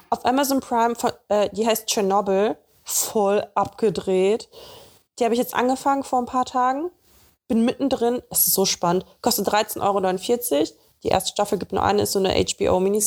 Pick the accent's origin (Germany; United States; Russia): Russia; moved away; bei uns in Russland